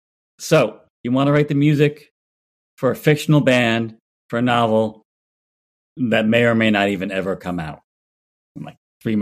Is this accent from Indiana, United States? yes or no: no; New Jersey, United States; I'm from Jersey. So I'm like, if you were in the South, like, what would people have been listening to?